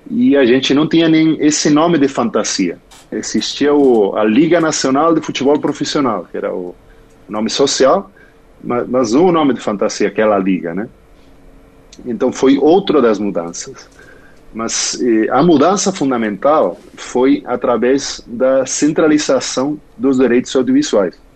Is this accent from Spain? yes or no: yes; Galicia, Spain; Portuguese is a second language; moved away as an adult; now in São Paulo, Brazil; Eu sou espanhol, sou da Galícia, bem próximo a Portugal, e, é, e moro no Brasil há três anos.